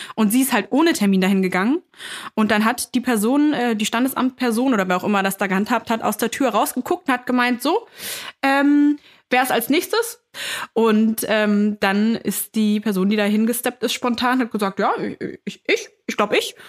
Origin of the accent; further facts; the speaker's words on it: Hameln, Lower Saxony, Germany; moved away; in meiner Heimat, drüben in Niedersachsen, in Hameln